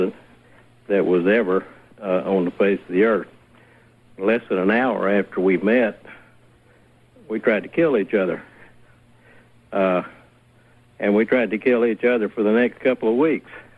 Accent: Alabama, United States; I grew up in Alabama and was raised as a racist.

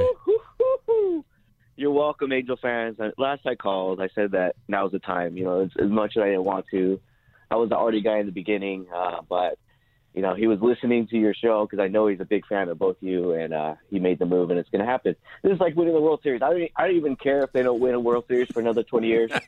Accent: Orange County, California, United States; I grew up in Orange County

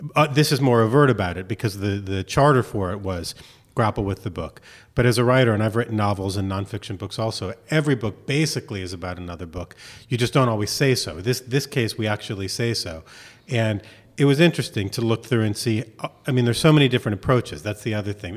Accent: Miami, Florida, United States; also born or lived in Chicago; I grew up in Miami

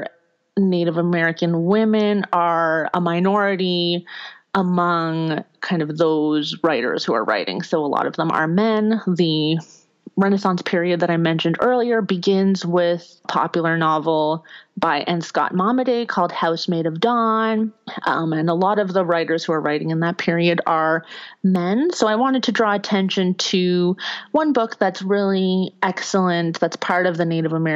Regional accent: Kitigan Zibi, Quebec, Canada; also born or lived in University of Michigan; I'm Anishinaabe from Kitigan-Zibi Anishinaabe, which is a community that is located in what is currently Quebec in Canada.

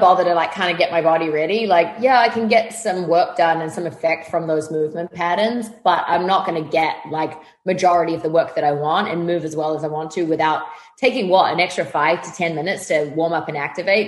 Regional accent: New Zealand; moved away as an adult; now in Los Angeles, United States; I grew up in New Zealand on a farm

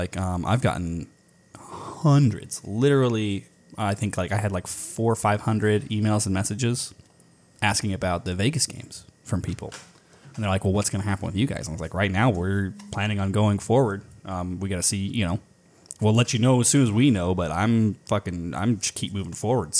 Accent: Scotland, United Kingdom; and it's like, dude, we're Scottish. We don't give a fuck.

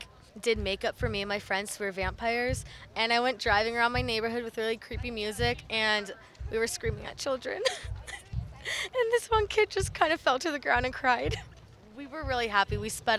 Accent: Scottsdale, Arizona, United States; I'm from Scottsdale.

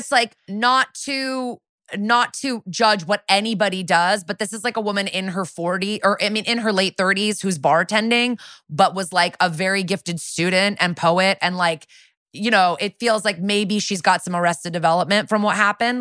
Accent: New Canaan, Connecticut, United States; one of my hometown murders is this woman, Jennifer Doulos, who famously had five kids in New, and she, they lived in New Canaan in my town

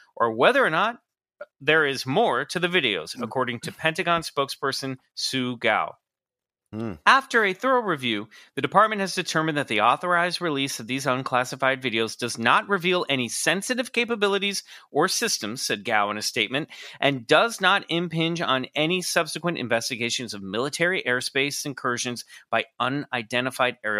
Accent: Scotland, United Kingdom; I'm Scottish

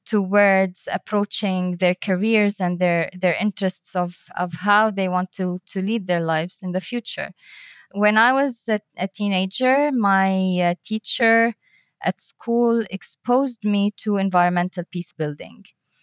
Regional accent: Bulgaria; born there; also born or lived in Tunisia / Libya; I was born in Bulgaria. We moved then to Tunisia and Libya, and my parents before that were also all over the place between Syria and Lebanon.

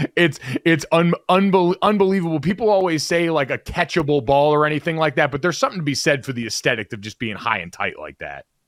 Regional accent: Connecticut, United States; I'm from Connecticut

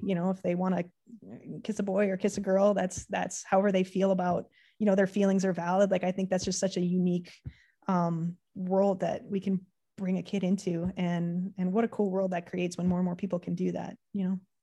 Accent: Canada; being Canadian

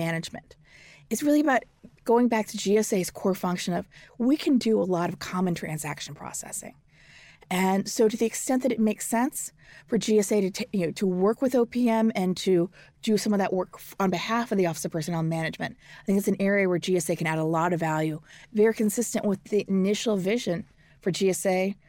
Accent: St. Louis, Missouri, United States; So I'm a Missourian. I grew up in St. Louis, and President Truman's from Missouri.

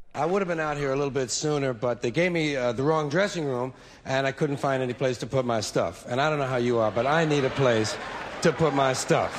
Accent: New York, United States; born or raised there

